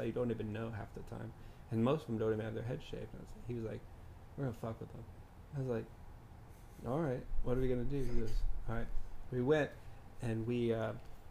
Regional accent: Texas, United States; I was growing up in Texas

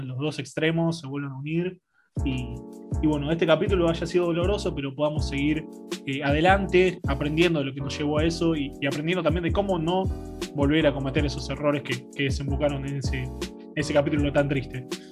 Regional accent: Argentina; nosotros como Argentina

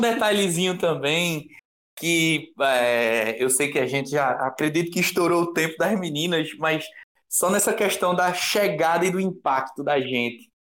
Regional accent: Recife, Pernambuco, Brazil; A gente é de Recife.

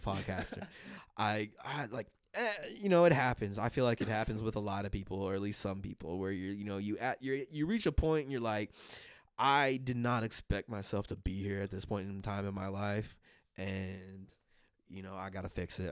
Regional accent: Los Angeles, California, United States; being from L A and everything like that, um, they were in L A when, I think they were, they were in L A when I was born, and so, like, you know, just, I grew up around Raiders, um, everybody in L A was still a Raiders fan.

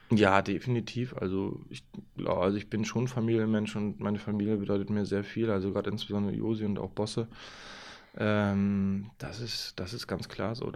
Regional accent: Mecklenburg-Vorpommern, Germany; born there; Angefangen, Handball zu spielen, habe ich wirklich in meiner Geburts- äh, oder meinem Geburtsort Termin, SV Einheit Termin

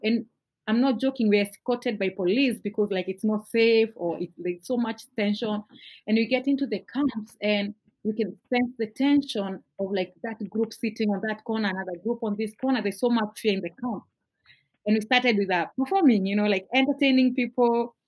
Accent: Nairobi, Kenya; I grew up in a in Nairobi in an area called Kariobangi, Kariobangi North

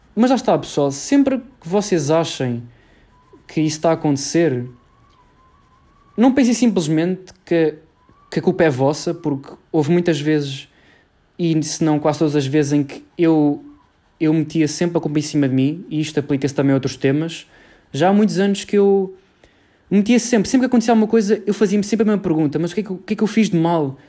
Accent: Cascais, Lisbon, Portugal; sou de Lisboa, uh, mais precisamente de Cascais

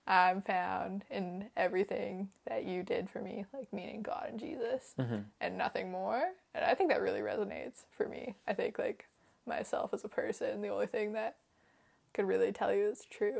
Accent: Vancouver Island, British Columbia, Canada; I'm from Vancouver Island

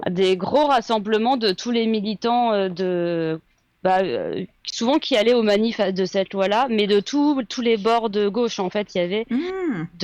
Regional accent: Amiens, Hauts-de-France, France; moved away; ça fait plus de 11 ans que je suis partie d'Amiens, donc je sais pas si je, je peux encore beaucoup en parler de comment c'est maintenant.

